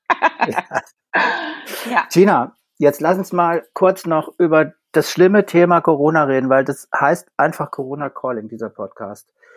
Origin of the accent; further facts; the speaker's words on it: Saarland, Germany; Wir kommen aus dem Saarland